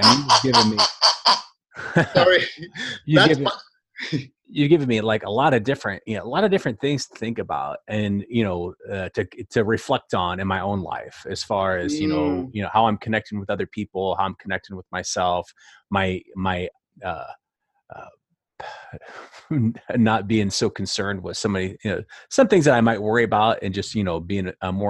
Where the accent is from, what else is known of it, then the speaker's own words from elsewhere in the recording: United States; being an American